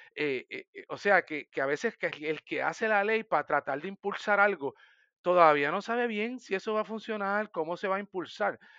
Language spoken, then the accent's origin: Spanish; Sabana Grande, Puerto Rico; also born or lived in San Germán / Mayagüez; soy de San Germán, nací en San Germán, viví toda mi vida en Sabana Grande, soy sabaneño